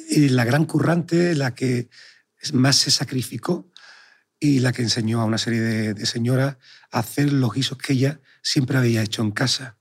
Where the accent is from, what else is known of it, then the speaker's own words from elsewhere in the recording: Sanlúcar de Barrameda, Andalusia, Spain; moved away; also born or lived in Madrid / New York / Chicago; nací en Sanlúcar de Barrameda